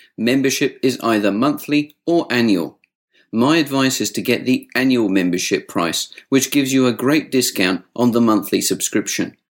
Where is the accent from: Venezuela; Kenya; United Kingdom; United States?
United Kingdom; I was brought up in the UK